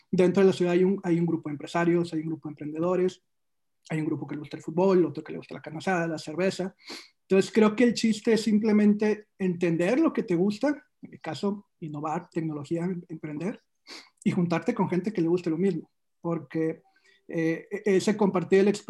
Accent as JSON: {"language": "Spanish", "town": "Monterrey", "region": "Nuevo León", "country": "Mexico", "said": "O sea, es que, qué nos va a identificar como regios en, el, resto del mundo."}